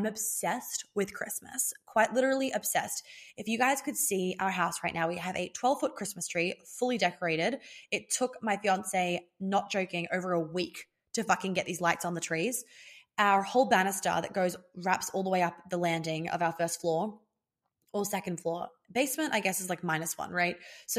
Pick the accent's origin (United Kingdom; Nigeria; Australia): Australia; accent: Australian; I'm losing my Australian accent so heavily, with so quickly, heavily.